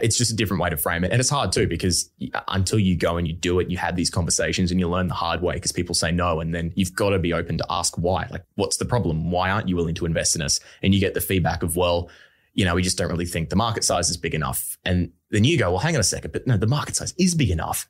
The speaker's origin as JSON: {"language": "English", "town": "Brisbane", "region": "Queensland", "country": "Australia", "tie": "born or raised there", "said": "I'm from Brisbane, um, I'm born and bred Australian, so, like, I've grown up here"}